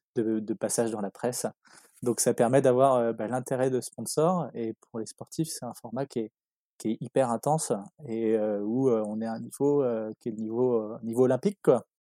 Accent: Les Sables-d'Olonne, Pays de la Loire, France; j'ai grandi au South d'Olonne, ville où je vis encore

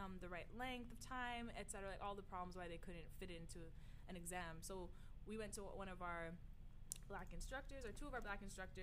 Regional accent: Cayman Islands; also born or lived in Miami, United States; I was from the Caribbean

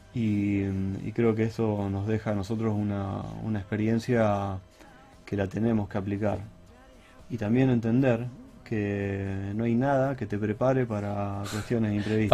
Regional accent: Argentina; como argentino

